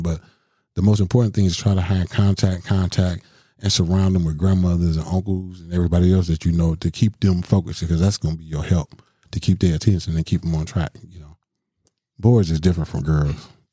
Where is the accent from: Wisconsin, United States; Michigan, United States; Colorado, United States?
Wisconsin, United States; Milwaukee; I grew up in Milwaukee, you know, main, main streets of Milwaukee